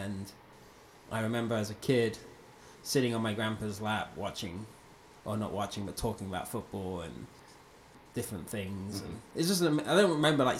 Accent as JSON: {"language": "English", "town": "Bristol", "region": "South West England", "country": "United Kingdom", "tie": "born or raised there", "moved": "as an adult", "lives_now": "United States", "said": "I grew up in Bristol"}